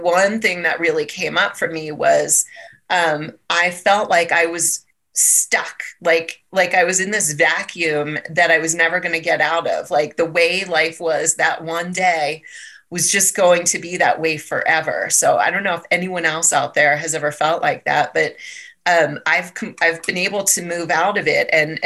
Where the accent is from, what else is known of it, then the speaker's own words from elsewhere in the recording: Maryland, United States; moved away as an adult; also born or lived in San Diego; now in Colorado, United States; so I grew up in Maryland. I lived there for most of my life.